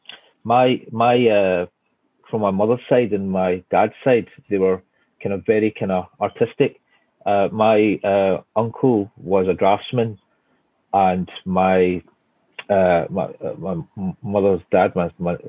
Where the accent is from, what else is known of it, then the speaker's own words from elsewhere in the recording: Glasgow, Scotland, United Kingdom; moved away as an adult; now in London, United Kingdom; You could probably tell from my accent that I'm from Scotland. Born and bred in Scotland, from Glasgow.